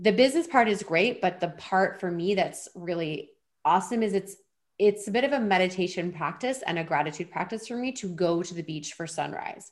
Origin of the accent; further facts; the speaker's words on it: Eastern Canada, Canada; moved away as an adult; now in Vancouver Island, Canada; I'm originally from Eastern Canada